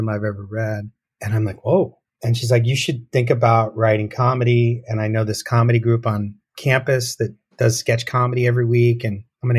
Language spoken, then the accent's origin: English; Tucson, Arizona, United States; I grew up in Tucson